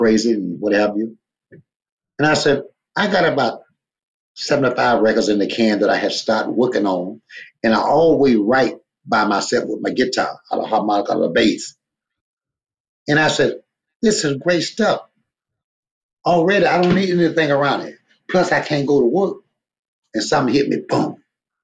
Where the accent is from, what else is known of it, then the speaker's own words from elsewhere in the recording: Louisiana, United States; I'm from Louisiana